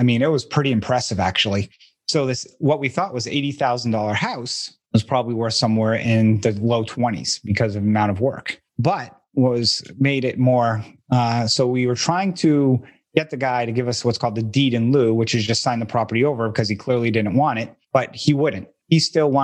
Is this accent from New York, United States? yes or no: no; Boston, Massachusetts, United States; I'm from the Boston area